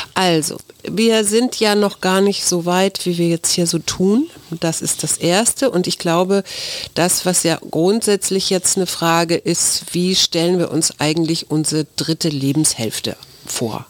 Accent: Hamburg, Germany; now in Berlin, Germany; Hamburg, was ja meine Heimatstadt ist

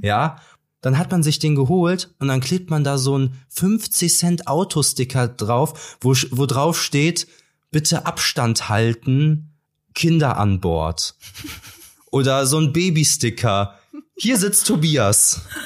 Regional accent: Cologne, North Rhine-Westphalia, Germany; Ich komme aus Köln, der schönsten Stadt Deutschlands.

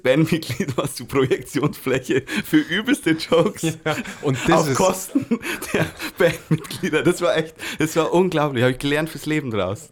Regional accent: Micheldorf, Bavaria, Germany; now in Weiden, Germany; Ich bin aus Micheldorf und ähm, grundsätzlich, äh, ursprünglich.

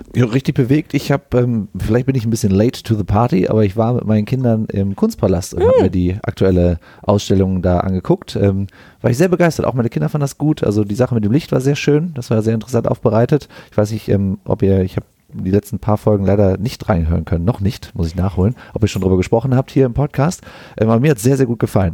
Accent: Düsseldorf, North Rhine-Westphalia, Germany; Ich bin Tanzlehrer hier in Düsseldorf, komme auch aus Düsseldorf

